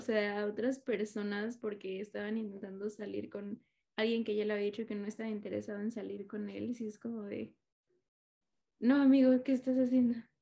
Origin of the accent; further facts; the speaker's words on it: Mexico City, Mexico; soy chilanga